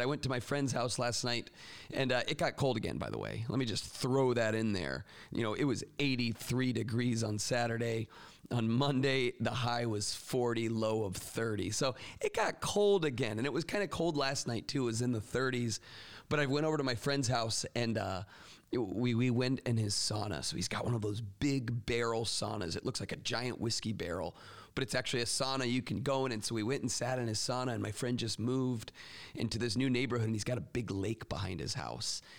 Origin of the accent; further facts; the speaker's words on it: Florida, United States; now in Michigan, United States; my home state of Florida